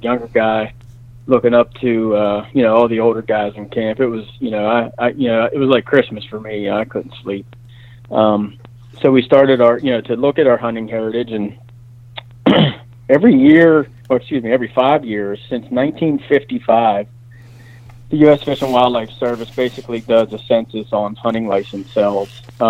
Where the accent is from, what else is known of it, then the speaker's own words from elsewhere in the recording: Pennsylvania, United States; I grew up in Pennsylvania.